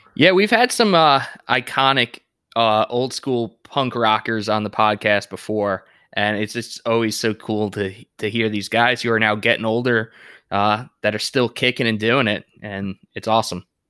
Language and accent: English; Deer Park, New York, United States; moved away as an adult; now in Charlotte, United States; I grew up in Deer Park, and all my friends, their dads and, and moms also grew up in Deer Park.